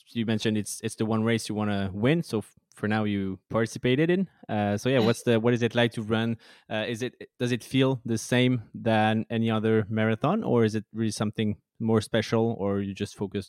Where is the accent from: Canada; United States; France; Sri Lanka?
France; Montpellier, Occitania; English is a second language; Montpellier, which is my hometown in France